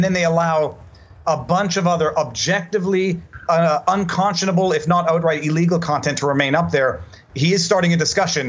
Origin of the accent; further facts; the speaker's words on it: Canada; So I preface that by the fact that I'm a Canadian lawyer.